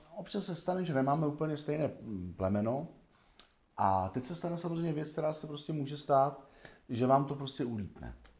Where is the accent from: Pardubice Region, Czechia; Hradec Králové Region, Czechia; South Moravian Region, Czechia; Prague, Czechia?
Hradec Králové Region, Czechia; Osečnice; na vesnici, že jo, jsem vyrůstal jako malý kluk v Osečnici, v Orlických horách.